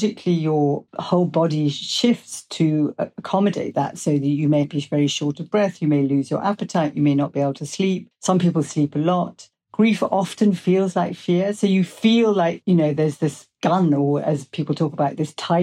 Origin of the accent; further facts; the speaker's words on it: England, United Kingdom; I'm English.